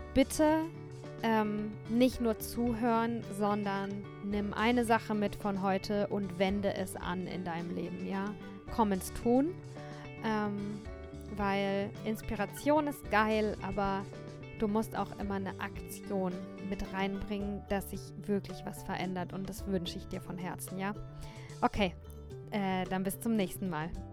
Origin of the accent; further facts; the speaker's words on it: Germany; der Ort, an dem ich aufgewachsen bin ähm, und ja, vielleicht sogar auch Deutschland.